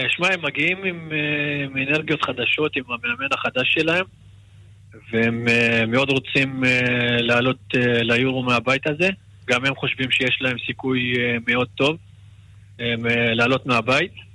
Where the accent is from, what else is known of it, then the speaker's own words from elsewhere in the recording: Israel; moved away as an adult; now in Bucharest, Romania; פה גדלתי ו... ולפה אני שייך